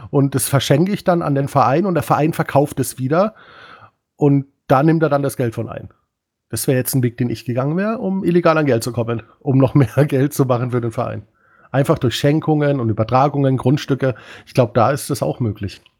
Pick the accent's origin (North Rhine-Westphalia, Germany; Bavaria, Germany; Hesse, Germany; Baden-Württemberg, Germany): North Rhine-Westphalia, Germany; Dortmund; Gegen Union Berlin kann ich als Dortmunder sagen, kann man auch verlieren.